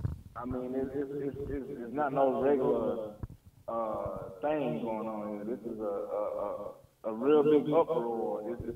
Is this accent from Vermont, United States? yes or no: no; San Antonio, Texas, United States; I'm from San Antonio.